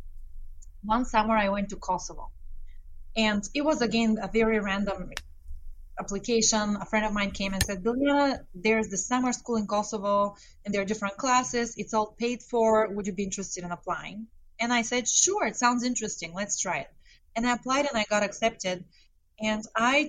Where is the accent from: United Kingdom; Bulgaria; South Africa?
Bulgaria; moved away; I grew up in Bulgaria